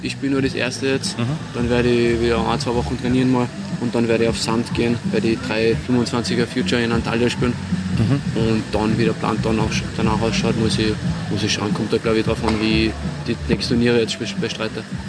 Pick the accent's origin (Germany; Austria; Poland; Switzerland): Austria; Salzburg; in Salzburg, in meiner Heimat